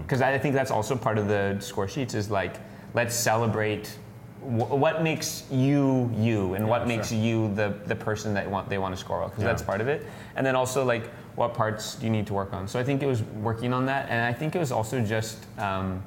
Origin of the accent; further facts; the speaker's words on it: Canada; I'm from Canada